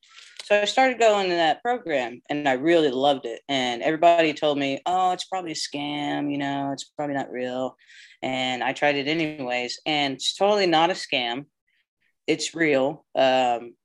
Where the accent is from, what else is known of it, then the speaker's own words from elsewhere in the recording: Moore, Oklahoma, United States; also born or lived in New Jersey / San Diego; I started growing up in Moore. So I went to Central Junior High, Moore High School